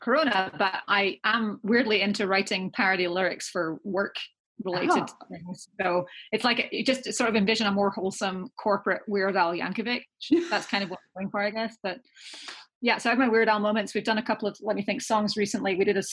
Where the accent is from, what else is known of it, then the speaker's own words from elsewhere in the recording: Scotland, United Kingdom; now in East Bay, United States; I grew up in Scotland.